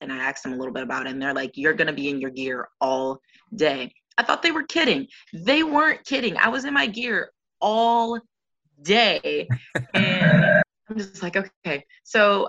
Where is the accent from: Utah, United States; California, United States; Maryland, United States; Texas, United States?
Maryland, United States; Baltimore; I was born and raised in Baltimore, Maryland